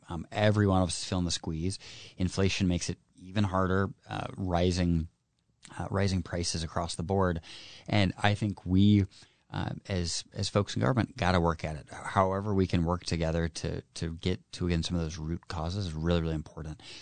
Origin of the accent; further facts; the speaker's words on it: Kitsap, Washington, United States; born and raised in Kitsap, a hardworking public service family